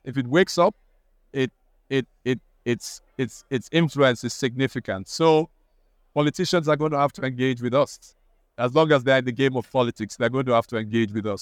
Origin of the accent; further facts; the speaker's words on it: Nigeria; now in United Kingdom; I'm also Nigerian